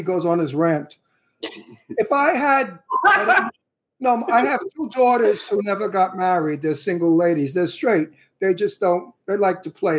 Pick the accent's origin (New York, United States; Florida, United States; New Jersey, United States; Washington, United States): New York, United States; New York City; I'm from Brooklyn, Italian from Brooklyn.